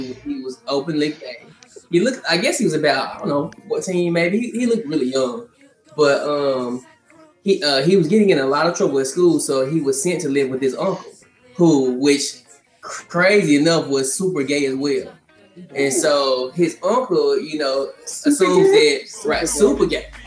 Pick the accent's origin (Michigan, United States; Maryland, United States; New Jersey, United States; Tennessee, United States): Tennessee, United States; Memphis; I'm from Memphis